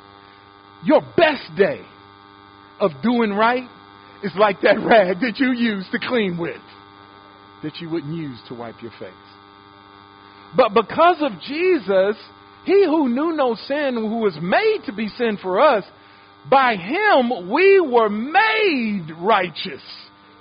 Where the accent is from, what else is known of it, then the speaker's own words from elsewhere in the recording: Detroit, Michigan, United States; I grew up in Detroit